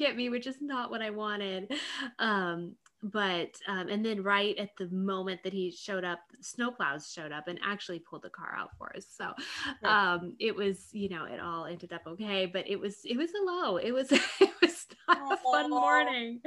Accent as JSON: {"language": "English", "region": "Colorado", "country": "United States", "tie": "born or raised there", "moved": "yes", "said": "we're from Colorado. We grew up in Colorado"}